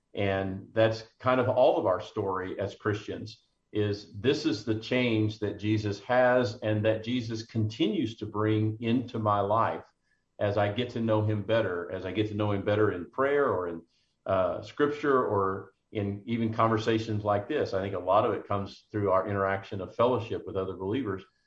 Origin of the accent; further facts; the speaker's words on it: McKinney, Texas, United States; in my hometown of McKinney, just north of Dallas